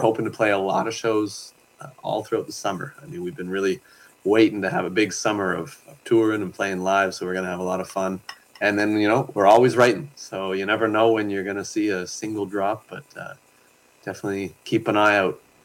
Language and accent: English; Pictou, Nova Scotia, Canada; now in Yukon, Canada; I grew up in Nova Scotia. from Pictou